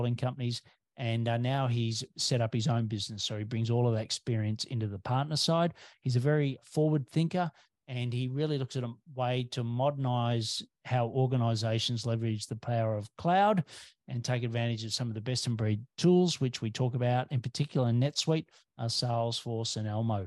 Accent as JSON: {"language": "English", "country": "Australia"}